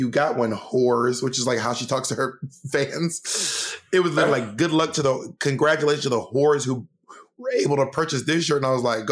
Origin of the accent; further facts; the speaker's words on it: Columbus, Georgia, United States; also born or lived in Atlanta; I was born in Columbus, Georgia